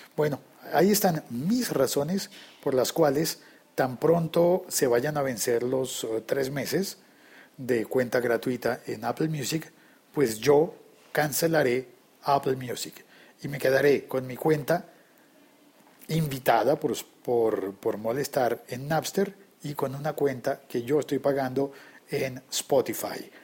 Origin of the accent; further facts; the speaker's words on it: Colombia; la moneda local en mi país